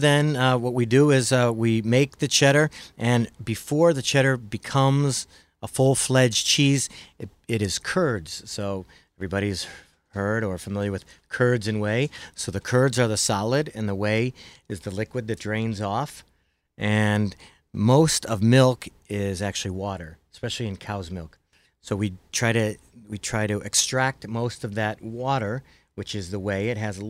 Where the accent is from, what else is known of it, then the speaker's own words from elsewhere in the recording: Midwest, United States; accent: Midwest; My Midwest accent wouldn't